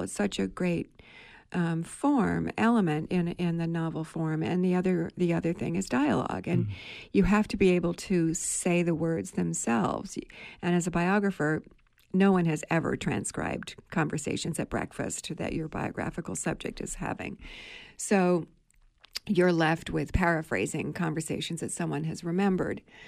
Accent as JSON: {"language": "English", "region": "New England", "country": "United States", "said": "I was from New England."}